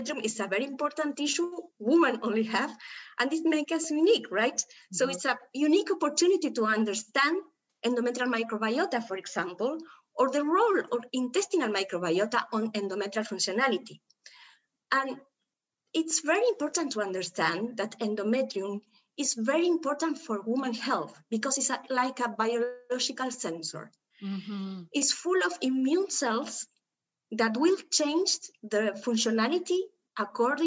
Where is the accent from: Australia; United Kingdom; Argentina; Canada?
Argentina; Buenos Aires; I came from Argentina. I'm from Buenos Aires